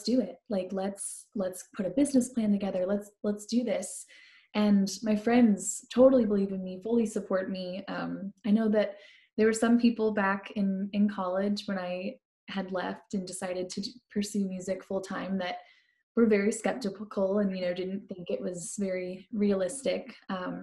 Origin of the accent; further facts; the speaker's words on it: St. Louis, Missouri, United States; moved away as an adult; now in Nashville, United States; I grew up in St. Louis, Missouri. Born and raised